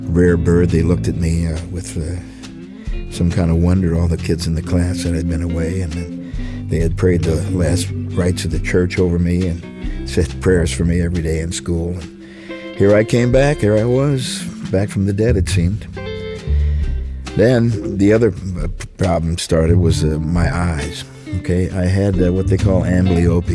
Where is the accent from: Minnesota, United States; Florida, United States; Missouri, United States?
Missouri, United States; St. Louis; growing up in St. Louis